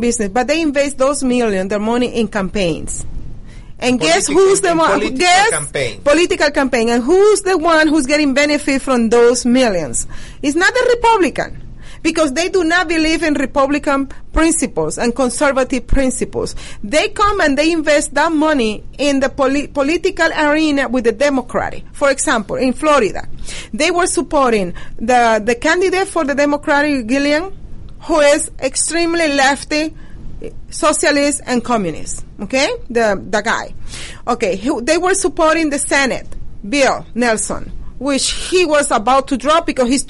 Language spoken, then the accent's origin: English; Venezuela; now in United States; I was born in Venezuela and I grew up in Venezuela.